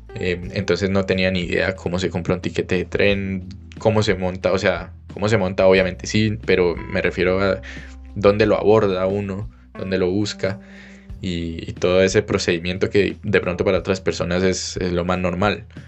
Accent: Cali, Valle del Cauca, Colombia; moved away as an adult; also born or lived in Germany; salí de Cali, me despedí de mi familia

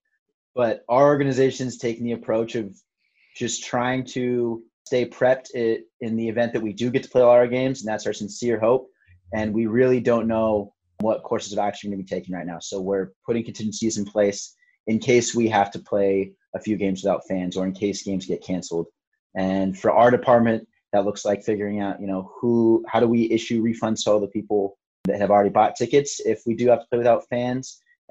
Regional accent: Santa Rosa, California, United States; my hometown of Santa Rosa

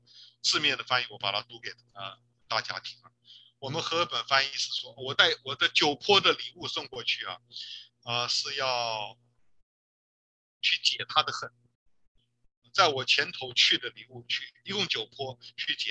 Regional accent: China; 我中国人不是讲面子吗？

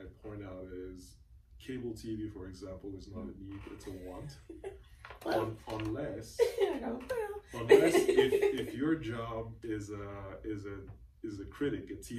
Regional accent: Cameroon; moved away; I'm originally from Cameroon

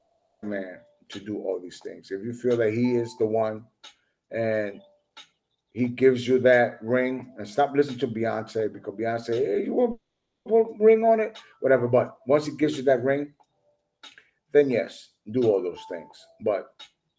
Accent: Dominican Republic; I'm from Dominican Republic

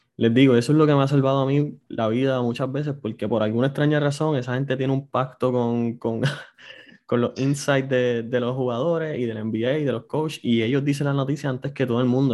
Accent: Puerto Rico; somos puertorriqueños

